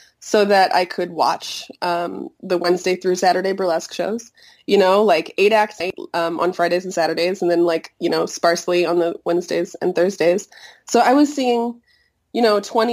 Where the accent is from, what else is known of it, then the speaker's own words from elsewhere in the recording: Chicago, Illinois, United States; moved away as an adult; also born or lived in Montreal, Canada; I grew up here in Chicago, and when I was 18, I moved to Canada for college